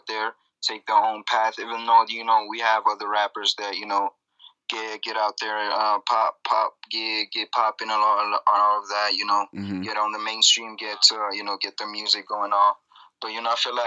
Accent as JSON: {"language": "English", "country": "South Africa", "tie": "born or raised there", "said": "Growing up in South Africa as an artist was, you know, it was quite an experience"}